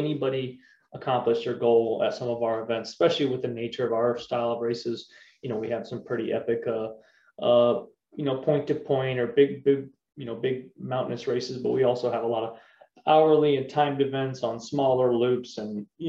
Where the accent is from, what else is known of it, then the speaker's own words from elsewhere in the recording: LaGrange County, Indiana, United States; also born or lived in Wauseon, Ohio / Michigan; I was born in Wauseon, Ohio. I was raised in LaGrange County, Indiana